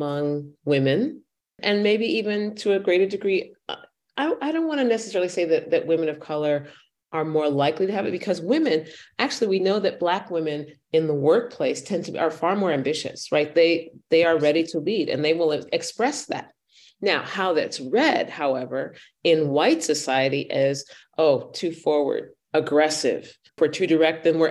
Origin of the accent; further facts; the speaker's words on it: United States; first language English; moved away as an adult; now in Vienna, Austria; I am an African-American woman, middle-aged, mm-hmm. grew up in the United States